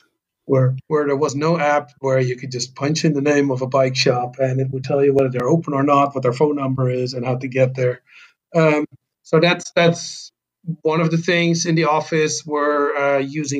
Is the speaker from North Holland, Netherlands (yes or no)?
no; Delft, South Holland, Netherlands; moved away; I grew up in a small town called Delft, which is just outside of Rotterdam